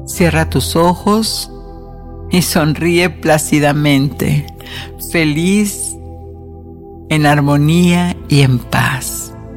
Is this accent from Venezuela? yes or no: no; northern Mexico, Mexico; now in United States; yo que soy del norte de México